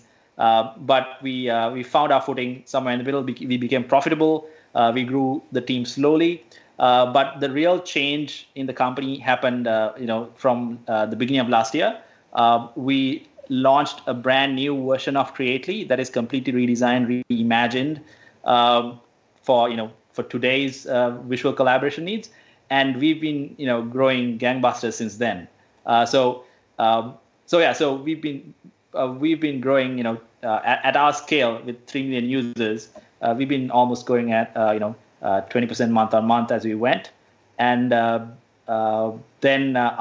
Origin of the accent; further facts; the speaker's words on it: Sri Lanka; now in Australia; I'm originally from Sri Lanka